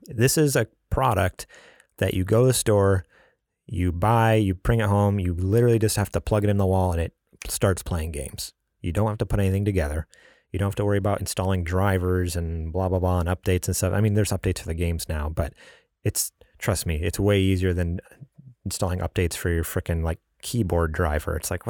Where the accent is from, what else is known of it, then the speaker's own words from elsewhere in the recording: New York, United States; moved away; also born or lived in California; I'm from New York, you know, the Big Apple.